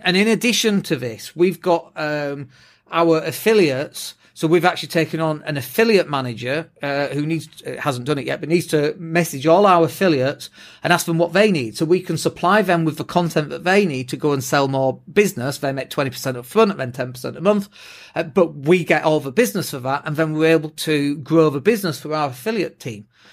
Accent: England, United Kingdom; first language English; we're English as well, uh, like native English speakers

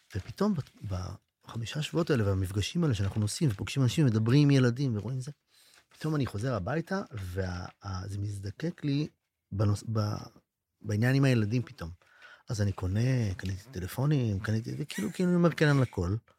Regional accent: Israel; לבני הקיבוצים, שהם כמוני. אומנם אני מקיבוץ אחר או מאזור אחר

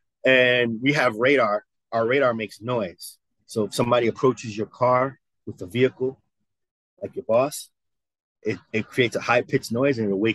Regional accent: New York, United States; moved away as an adult; now in Missouri, United States; I was from New York

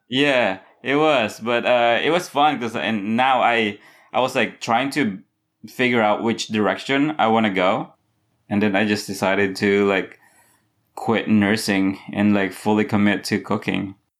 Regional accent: Philippines; also born or lived in Massachusetts, United States; now in Charleston, United States; I grew up in the Philippines.

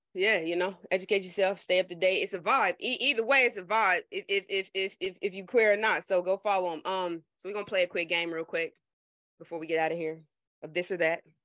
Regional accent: New Jersey, United States; I'm from Jersey

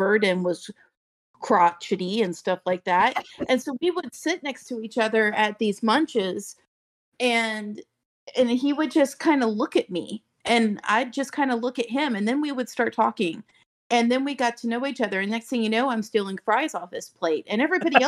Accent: Daytona Beach, Florida, United States; Born and raised in Daytona Beach

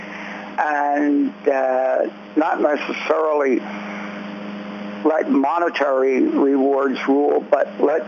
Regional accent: Philadelphia, Pennsylvania, United States; I grew up in North Philly

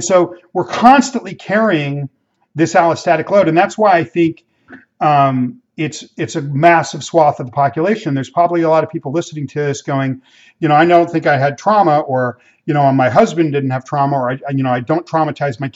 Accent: Los Angeles, California, United States; I grew up in Mexican immigrant neighborhoods in inner city Los Angeles

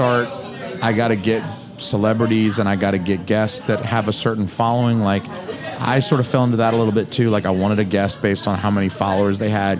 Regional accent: the South, United States; I'm from the South, y'all. I got boots on.

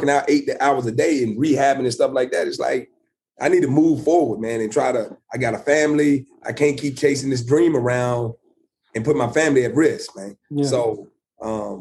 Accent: Lynchburg, Virginia, United States; born or raised there

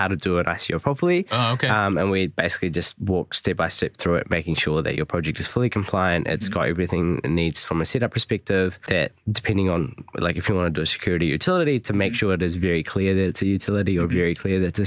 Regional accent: New Zealand; I'm from New Zealand

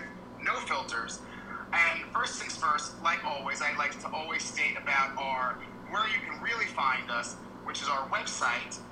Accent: Long Island, New York, United States; I'm originally from Long Island, New York.

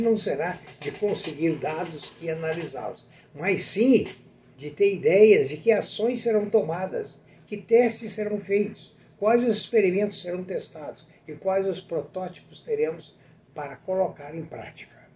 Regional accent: Brazil; Trabalhei muito lá fora pelo país

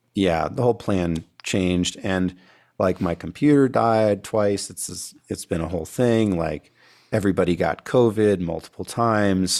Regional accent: California, United States; moved away; I grew up in California before I moved out here

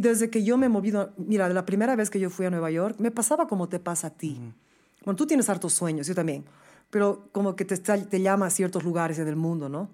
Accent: Bolivia; moved away; Yo soy muy orgullosa de ser boliviana

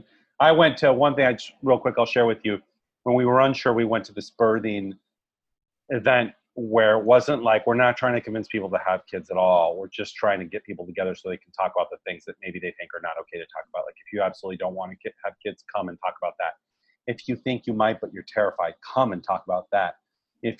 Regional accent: Puerto Rico; first language Spanish; English is a second language; moved away; I was born in Puerto Rico

